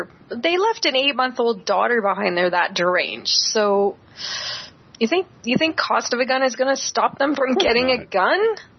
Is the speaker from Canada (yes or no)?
yes; Canada; I'm from Canada